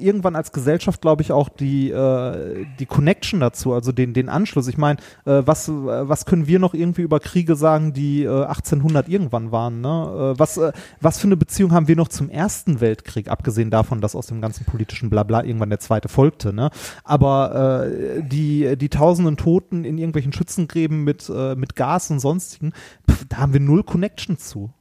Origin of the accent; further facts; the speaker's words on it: Ruhr area, North Rhine-Westphalia, Germany; also born or lived in Essen; wir sind auch im Ruhrgebiet aufgewachsen